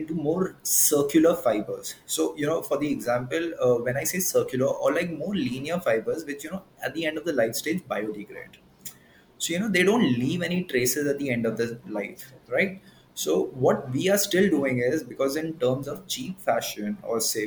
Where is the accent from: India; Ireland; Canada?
India; I'm an Indian